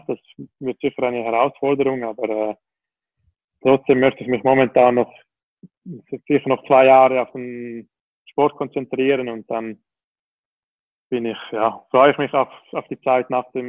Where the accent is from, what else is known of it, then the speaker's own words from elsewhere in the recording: Switzerland; ich glaube, als Schweizer ist man schon stolz auf die Schweizer Schokolade